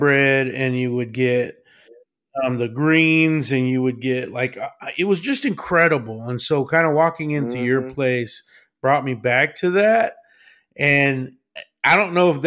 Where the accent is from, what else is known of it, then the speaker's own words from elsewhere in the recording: Abilene, Texas, United States; now in California, United States; growing up in West Texas where I did in Abilene, a small town, as a kid